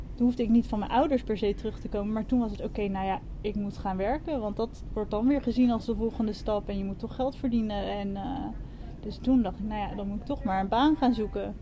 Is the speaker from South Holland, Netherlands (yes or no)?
yes; Wassenaar, South Holland, Netherlands; moved away as an adult; also born or lived in London; now in Koh Tao, Thailand; Ik kom uit Wassenaar, vlakbij Leiden